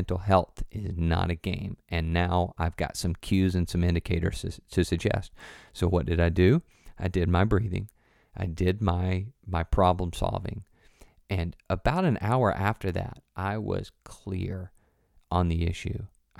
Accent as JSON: {"language": "English", "region": "Tennessee", "country": "United States", "tie": "born or raised there", "said": "For me, I grew up in the South, good old Tennessee, and there are, you know, we got bad words."}